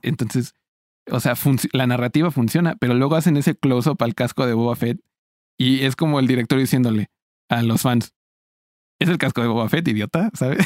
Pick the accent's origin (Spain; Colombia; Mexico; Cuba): Mexico; siendo un mexicano